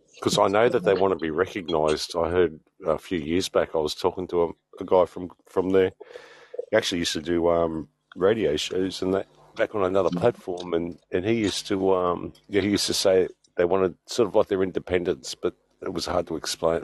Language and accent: English; Sydney, New South Wales, Australia; moved away as an adult; now in Adelaide, Australia; I grew up in New South Wales. Yeah, Sydney, right heart of Sydney